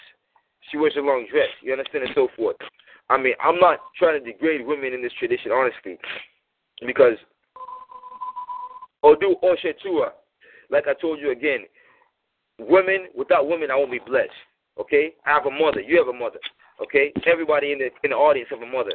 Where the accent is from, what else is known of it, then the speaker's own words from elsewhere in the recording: United States; I was born here in America